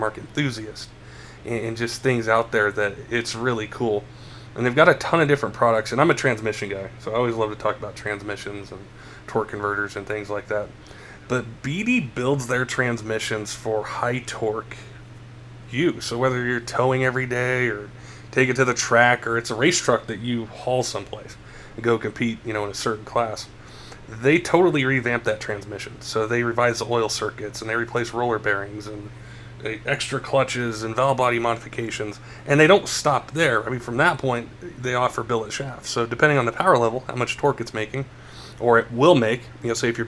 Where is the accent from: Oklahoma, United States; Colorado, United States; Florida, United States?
Colorado, United States; Denver; I grew up in Denver, you know, in the 80s and 90s